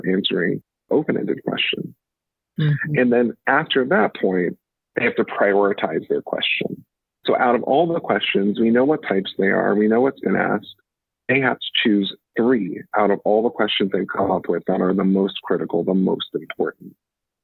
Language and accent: English; Atlantic City, New Jersey, United States; I'm from South Jersey, from Atlantic City, although I'm a first generation Trinidadian immigrant